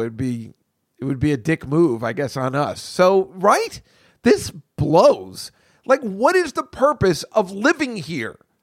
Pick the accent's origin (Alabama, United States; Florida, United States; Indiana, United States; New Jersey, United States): New Jersey, United States; moved away as an adult; now in New York City, United States; growing up in Jersey